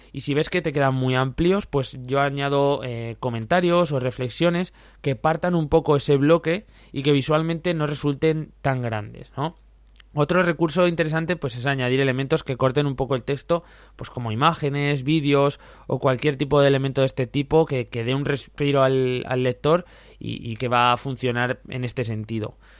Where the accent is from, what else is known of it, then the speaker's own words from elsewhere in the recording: Zaragoza, Aragon, Spain; Yo como soy de Zaragoza